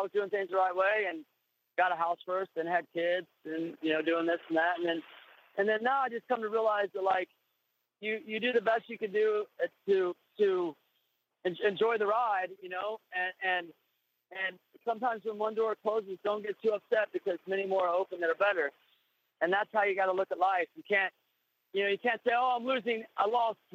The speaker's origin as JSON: {"language": "English", "town": "Kansas City", "country": "United States", "tie": "born or raised there", "moved": "yes", "said": "when I was that kid in Kansas City"}